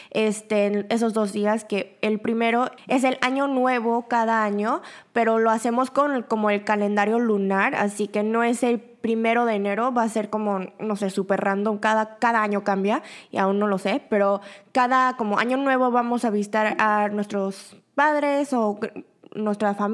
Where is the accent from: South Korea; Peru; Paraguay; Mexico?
South Korea; Busan; born there; now in Seoul, South Korea; Y nosotros, mi familia y yo, nosotros originalmente somos de Busan, la segunda ciudad grande aquí en Corea. Mi familia entera vive en Busan